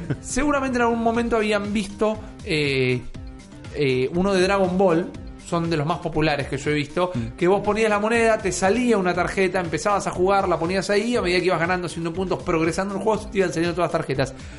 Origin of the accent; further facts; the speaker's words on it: Argentina; Yo soy un argentino